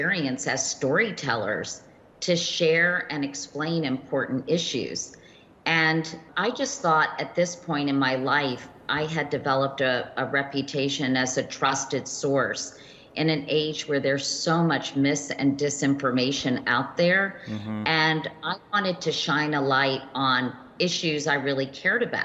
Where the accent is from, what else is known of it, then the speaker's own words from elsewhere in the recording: Virginia, United States; I grew up in Virginia.